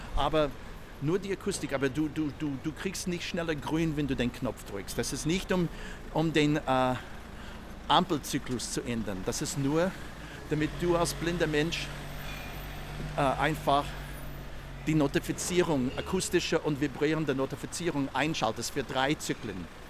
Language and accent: German; United States; German is a second language; moved away as an adult; now in Vienna, Austria; ich komme aus den Staaten, bin schon seit langem in Österreich, seit über 40 Jahren